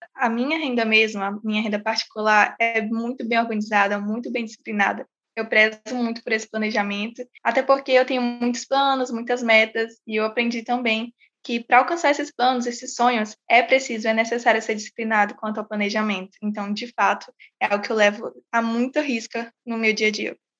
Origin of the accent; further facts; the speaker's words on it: São Luís, Maranhão, Brazil; tenho 18 anos, sou de São Luís